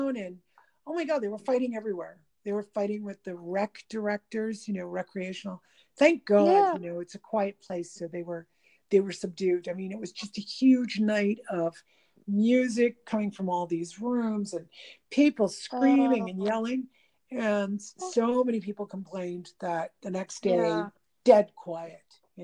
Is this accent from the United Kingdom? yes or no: no; Canada; I'm Canadian